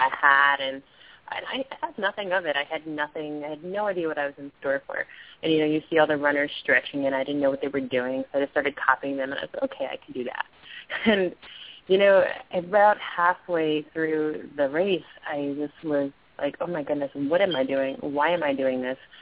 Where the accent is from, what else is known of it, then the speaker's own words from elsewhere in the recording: New York, United States; raised in New York, so right from my hometown.